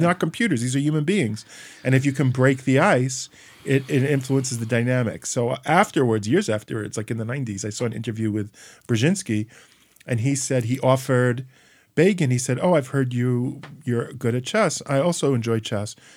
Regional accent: United States; I'm from the United States

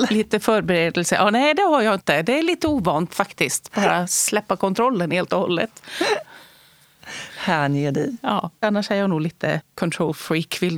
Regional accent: Borås, Västra Götaland, Sweden; i Borås på 70-talet i Västra Götaland. Har finskt ursprung.

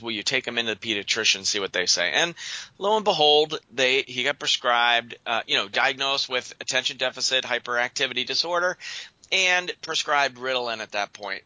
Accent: Western Pennsylvania, United States; moved away as an adult; also born or lived in Quilcene, Washington; now in Portland, United States; I'm originally from Western Pennsylvania, as we were talking before the show, and I moved out west.

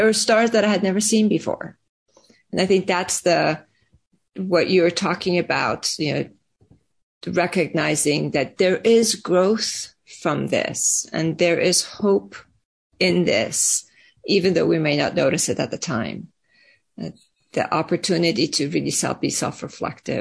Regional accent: Iran; now in United States; I was born and raised in Iran and then moved to the US

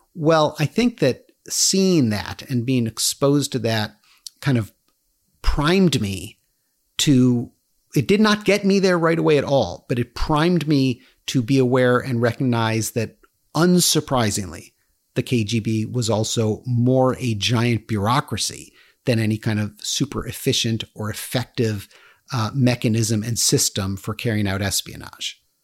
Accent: United States; because I live in America, because I grew up in America

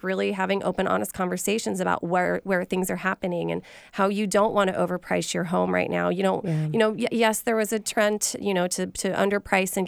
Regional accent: Idaho, United States; now in Seattle, United States; I'm from Idaho originally, and I had family that were tile setters. And so I got to see a lot of construction as a kid

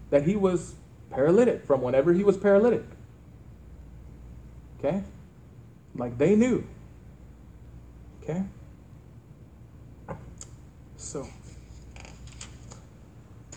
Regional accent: Earth, Texas, United States; moved away; when I grew up, I lived in a small town called Earth, Texas

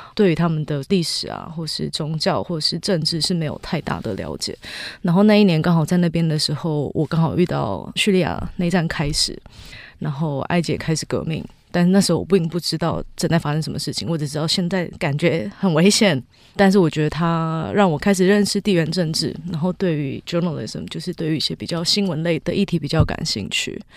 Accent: Taiwan; 我从小在新庄长大， 我的生活环境就是一个大城市

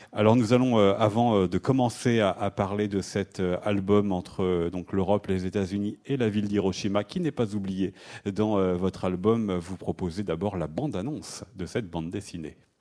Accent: France; chez nous en France

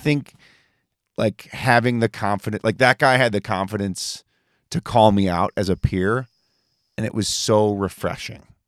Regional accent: New York, United States; I'm from New York and I go to Vermont.

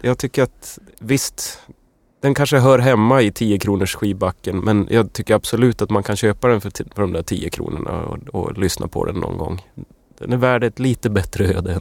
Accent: Luleå, Norrbotten County, Sweden; moved away; jag kommer från Luleå

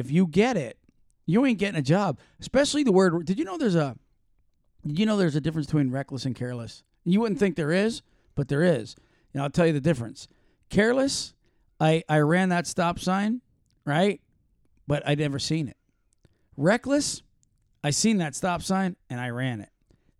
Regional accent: Florida, United States; Well, you know, like Stark and Waldo, Florida, right? Because we're from Florida.

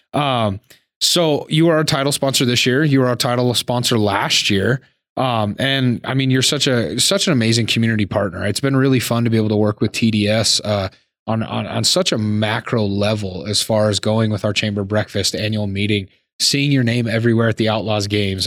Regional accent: Laurel, Montana, United States; now in Billings, United States; I was born and raised in Laurel, so we can say I'm a Billings guy.

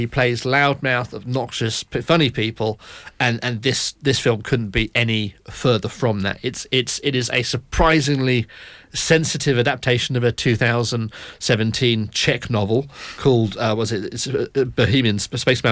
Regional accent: United Kingdom; us all collectively being British

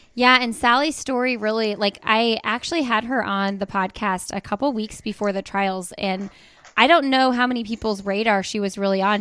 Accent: Indianapolis, Indiana, United States; we are from Indianapolis and it's flat as a pancake here

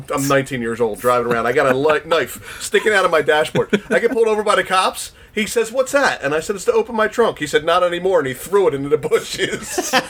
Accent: Philadelphia, Pennsylvania, United States; But we grew up in Philadelphia.

